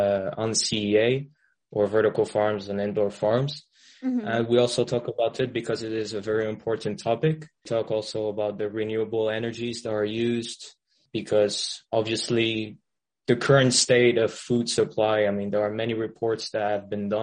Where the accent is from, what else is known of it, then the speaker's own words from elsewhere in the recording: France; also born or lived in Middle East; Well, I'm French. Well, I'm French, but I haven't really lived in France. I lived most of my life in the Middle East. And then at uni, I was in the UK.